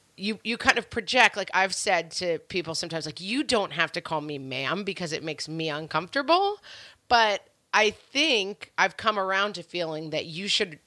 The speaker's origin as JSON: {"language": "English", "region": "New York", "country": "United States", "tie": "born or raised there", "said": "I was raised in New York, and we live in New York"}